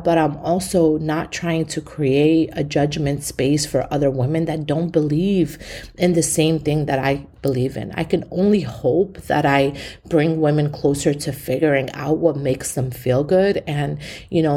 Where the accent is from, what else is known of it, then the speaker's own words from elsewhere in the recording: New York City, New York, United States; I'm born and raised in East New York. I come from the hood